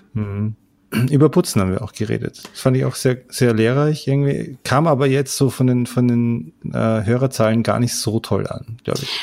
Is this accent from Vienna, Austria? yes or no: no; Salzburg, Austria; bei uns in Salzburg